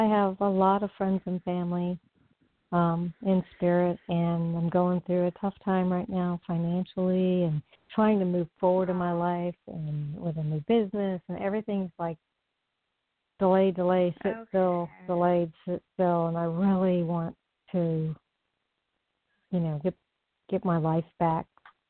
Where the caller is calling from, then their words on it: Florida, United States; I'm calling from Florida.